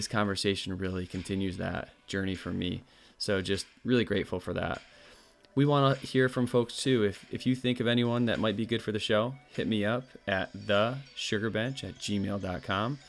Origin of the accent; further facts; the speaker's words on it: Northeast, United States; growing up in the Northeast, our park was the Adirondack Park